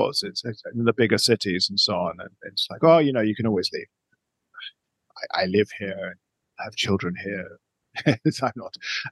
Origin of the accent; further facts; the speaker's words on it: United Kingdom; now in Colombia; being British